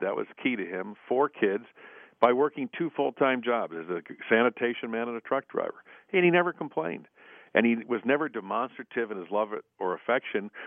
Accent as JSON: {"language": "English", "town": "Buffalo", "region": "New York", "country": "United States", "tie": "born or raised there", "moved": "yes", "lives_now": "Washington, United States"}